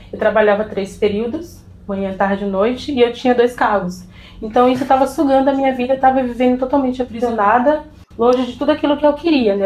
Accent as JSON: {"language": "Portuguese", "region": "interior of Bahia", "country": "Brazil", "tie": "born or raised there", "moved": "yes", "said": "Eu vim de uma família muito humilde, sabe? Vim de um interior da Bahia, onde a gente não tem acesso a quase nada"}